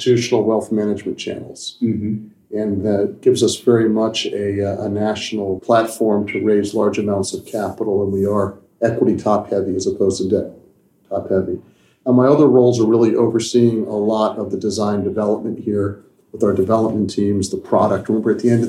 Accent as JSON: {"language": "English", "town": "Washington", "region": "District of Columbia", "country": "United States", "tie": "born or raised there", "also_born_or_lived": "New York", "moved": "as an adult", "said": "So I grew up here. This is my hometown. Mm-hmm. Love Washington."}